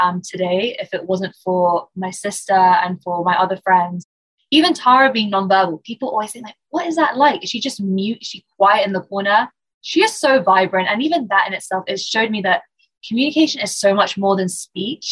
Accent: London, United Kingdom; I'm born and raised in London, UK. I'm Iranian, but born here and lived here, went to school here, university, and haven't ventured much further away.

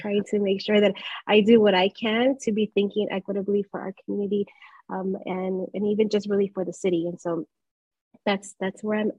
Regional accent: Chicago, Illinois, United States; I grew up in Chicago on the Southwest side. I grew up in Little Village

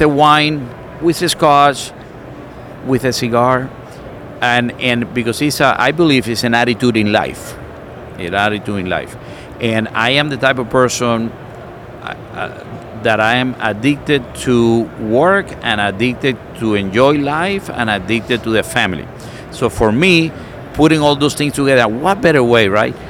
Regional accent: Cuba; now in United States; I come from Cuba. I was born in a communist country.

